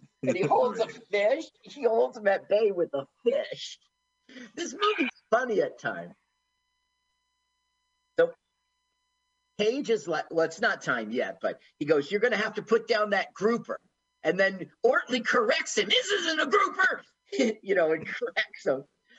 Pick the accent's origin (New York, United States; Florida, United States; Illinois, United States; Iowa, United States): Florida, United States; I'm from the East Coast, not yeah. Florida.